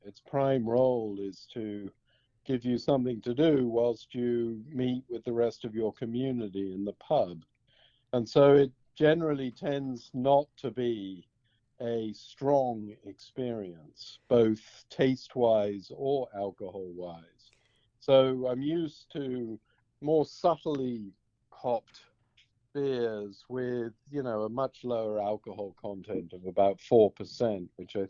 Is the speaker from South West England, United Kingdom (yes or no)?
no; Horsham, South East England, United Kingdom; now in United States; Well, I am British. I grew up in Sussex in southern England, about 50 miles south of London, in a very ancient part of Great Britain called the Weald, which is an ancient forest in the valley between the North Downs